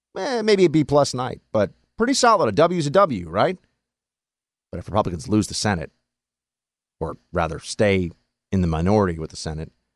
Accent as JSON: {"language": "English", "town": "New York City", "region": "New York", "country": "United States", "tie": "born or raised there", "said": "I grew up in New York City, in Manhattan, among these people"}